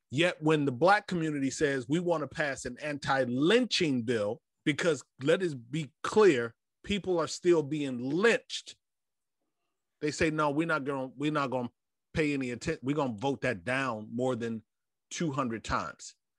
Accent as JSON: {"language": "English", "town": "Fort Lauderdale", "region": "Florida", "country": "United States", "tie": "born or raised there", "said": "I was born in South Florida, Fort Lauderdale to be exact"}